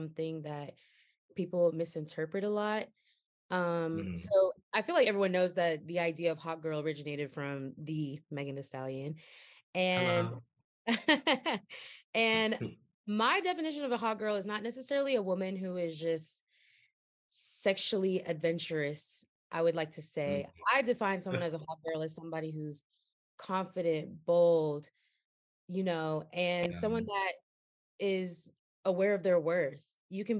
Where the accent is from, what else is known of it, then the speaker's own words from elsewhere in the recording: Goldsboro, North Carolina, United States; I'm from Goldsboro, North Carolina.